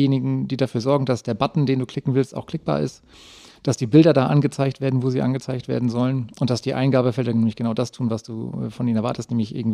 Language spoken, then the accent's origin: German; Flensburg, Schleswig-Holstein, Germany; Bin gebürtiger Flensburger und habe da oben halt auch äh, in einem kleinen Dorf nebenbei